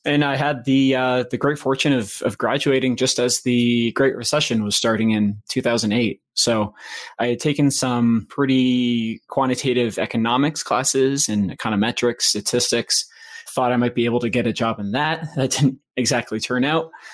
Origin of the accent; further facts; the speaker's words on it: Maine, United States; moved away as an adult; also born or lived in Boston / Washington, District of Columbia, United States; I grew up in Maine, so I was back home for a little bit